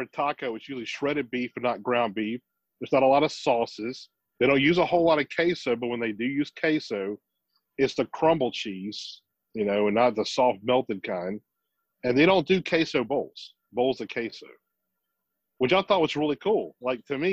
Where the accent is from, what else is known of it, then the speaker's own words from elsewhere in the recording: Gulf Coast, United States; I grew up on the Gulf Coast